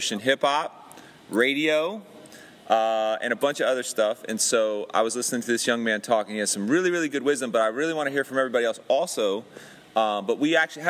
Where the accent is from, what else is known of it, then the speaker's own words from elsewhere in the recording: Miami, Florida, United States; I was born in Miami